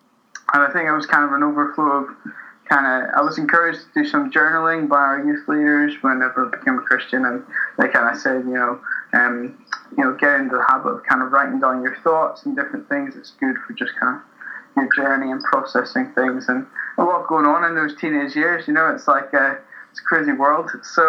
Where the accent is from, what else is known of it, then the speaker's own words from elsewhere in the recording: Newtownards, Northern Ireland, United Kingdom; moved away as an adult; now in Glasgow, United Kingdom; I'm from Newton Ords, a small town near Belfast, in Northern Ireland, and that's where I grew up. It's where my family are from, and when I was about 18, moved over to Glasgow.